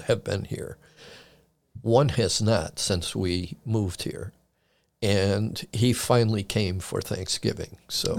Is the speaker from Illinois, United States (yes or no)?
yes; Chicago, Illinois, United States; moved away as an adult; now in Frederick County, United States; I was born and raised in Chicago and was there until nineteen eighty-five when I moved out here.